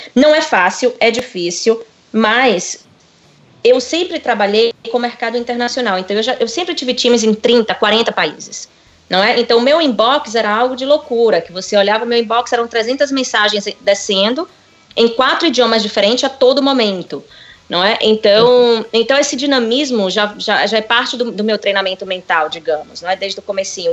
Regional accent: Salvador, Bahia, Brazil; moved away as an adult; also born or lived in New York / France; havia me formado em administração com comércio exterior em Salvador, onde eu cresci.

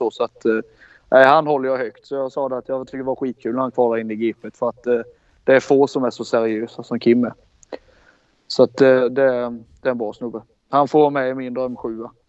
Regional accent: Småland, Sweden; Alla vi var ju liksom från Småland allihop oftast.

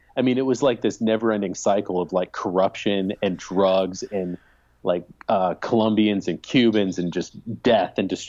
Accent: Illinois, United States; I grew up in Illinois.

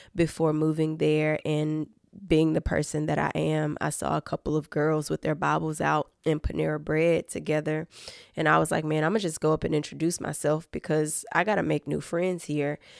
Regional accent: Fayette County, Tennessee, United States; I am originally from Fayette County, Tennessee, so that's right outside of Memphis, Tennessee

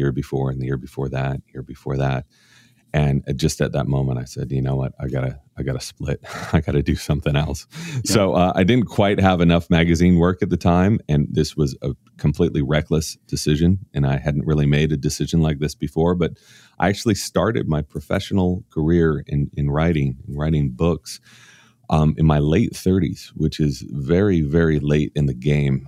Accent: Orange County, Southern California, United States; I grew up in an extremely conservative area of California in Orange County

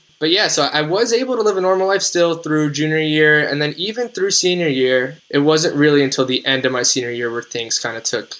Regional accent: New Jersey, United States; So I'm from New Jersey. So I could only get my infusion in New Jersey with my plan.

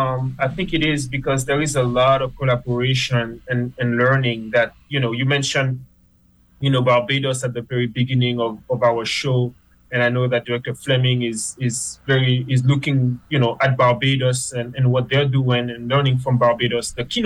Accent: Trinité, Martinique; also born or lived in Fort-de-France, Martinique; now in U.S. Virgin Islands; my town is Fort de France. Is the capital. I was born there, but I grew up in Trinité, which is on the other side of the island.

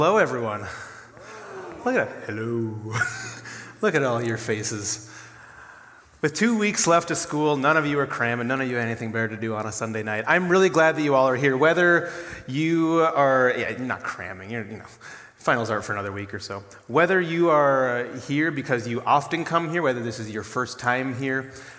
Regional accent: Duluth, Minnesota, United States; now in Brookings, United States; I'm from Duluth, Minnesota

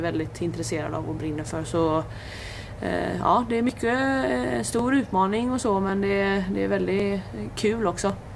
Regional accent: Hälsö, Västra Götaland, Sweden; jag kommer ju från eh, Hälsö och Öckerö kommun och Hälsö

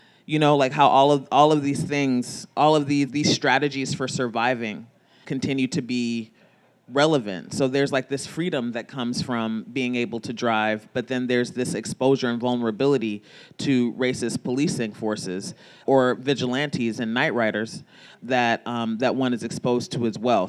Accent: Los Angeles, California, United States; I grew up in Los Angeles

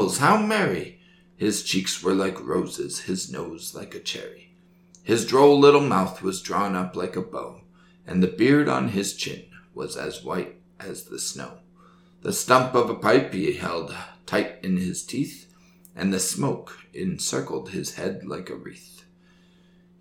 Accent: United States; I'm American

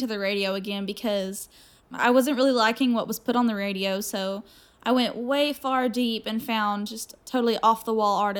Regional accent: the South, United States; accent: Southern

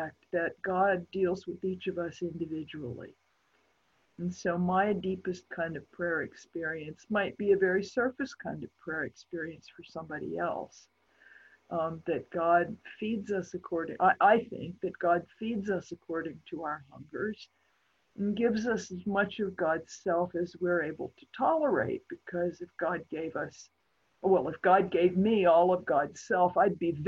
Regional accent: Appalachia, United States; I'm an Appalachian isolate

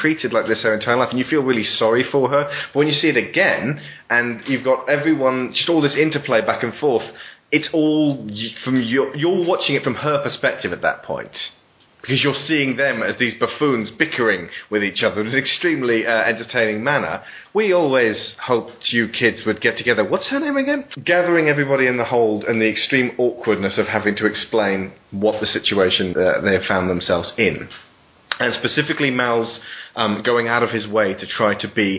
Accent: United Kingdom; I'm British.

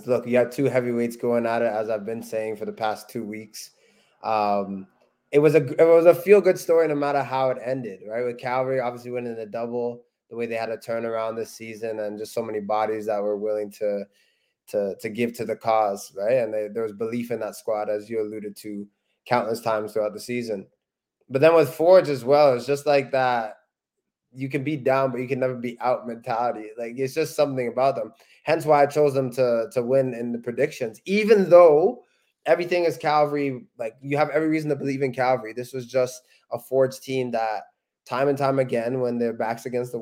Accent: Canada; we're Canadian

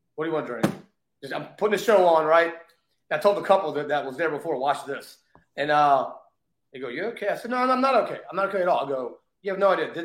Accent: Richmond, Virginia, United States; also born or lived in New York City / Las Vegas; now in Florida, United States; I grew up in Richmond, Virginia

